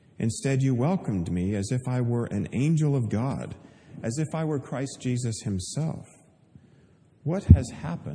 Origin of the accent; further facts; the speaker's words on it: Pennsylvania, United States; also born or lived in Oregon; I was born in Oregon, grew up in Pennsylvania